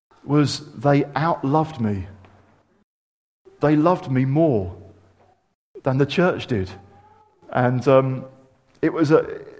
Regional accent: United Kingdom; I'm a Christian and I happen to be British

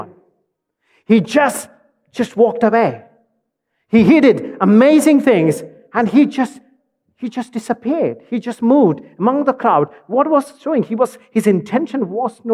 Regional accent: India; As an Indian

